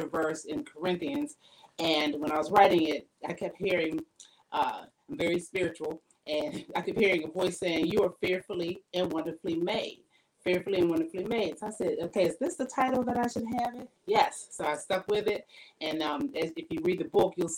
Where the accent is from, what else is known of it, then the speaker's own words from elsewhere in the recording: Pennsylvania, United States; now in Virginia, United States; I'm originally from Pennsylvania